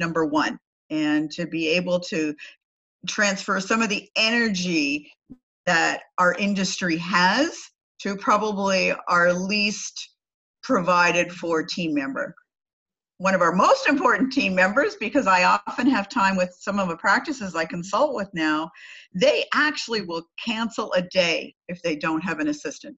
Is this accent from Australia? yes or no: no; Canada; I'm Canadian